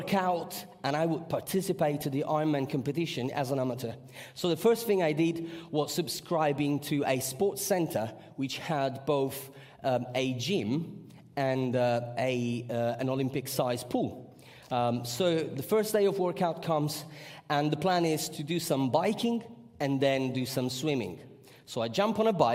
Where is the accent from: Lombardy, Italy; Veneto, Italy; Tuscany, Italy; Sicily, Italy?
Sicily, Italy; I come from Sicily